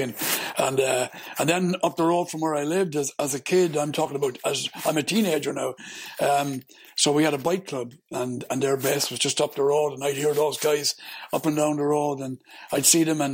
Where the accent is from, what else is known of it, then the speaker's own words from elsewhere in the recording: Ireland; I'm Irish, so I was born and raised Catholic